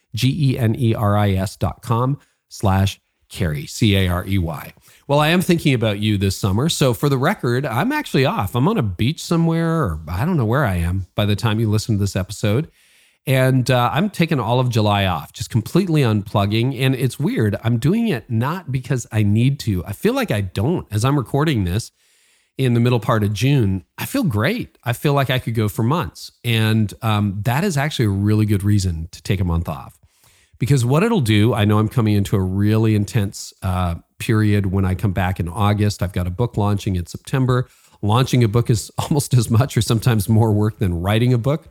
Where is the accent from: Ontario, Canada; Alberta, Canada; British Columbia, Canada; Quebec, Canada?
Ontario, Canada; Toronto; Toronto connections, my hometown